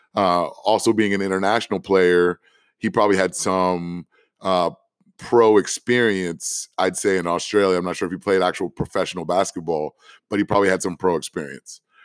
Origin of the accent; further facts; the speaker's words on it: Washington, District of Columbia, United States; Howard University in Washington, D C, my hometown.